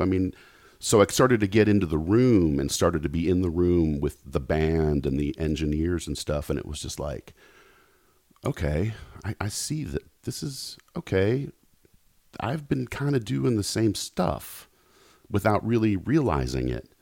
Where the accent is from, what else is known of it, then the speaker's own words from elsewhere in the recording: Knoxville, Tennessee, United States; now in Los Angeles, United States; I grew up in Knoxville.